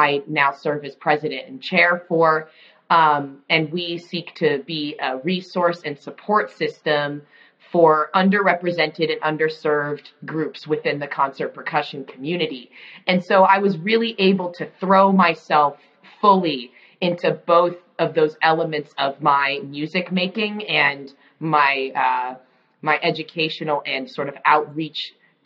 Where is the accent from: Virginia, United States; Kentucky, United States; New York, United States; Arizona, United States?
Arizona, United States; Tucson Symphony Orchestra in Arizona, back in my home state